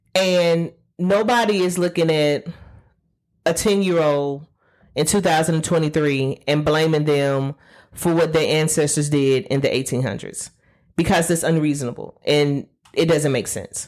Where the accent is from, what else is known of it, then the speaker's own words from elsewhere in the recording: Alabama, United States; I'm from Alabama. We took Alabama history